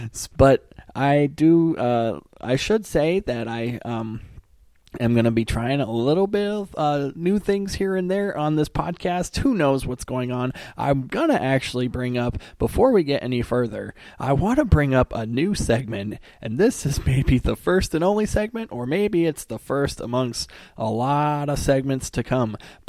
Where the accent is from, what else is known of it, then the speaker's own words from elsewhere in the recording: United States; as an American